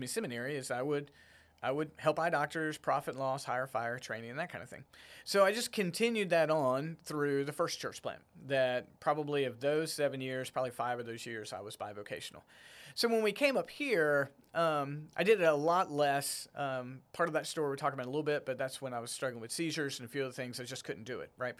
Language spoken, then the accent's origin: English; Smithfield, North Carolina, United States; moved away as an adult; also born or lived in Garner, North Carolina / Raleigh, North Carolina / Rocky Mount, North Carolina; now in Fredericksburg, United States; I grew up in Smithville, which is right there on the I ninety-five